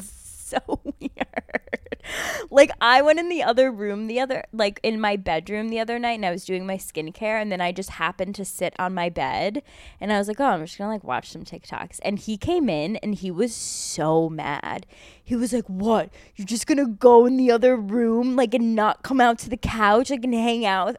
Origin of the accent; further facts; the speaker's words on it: United States; as an American